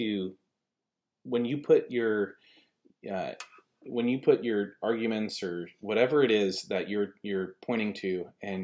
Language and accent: English; California, United States; moved away; I grew up in California